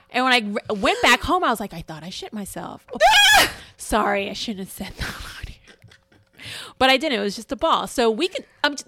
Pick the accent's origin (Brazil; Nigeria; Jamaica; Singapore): Jamaica; So I'm Jamaican. I've smoked marijuana.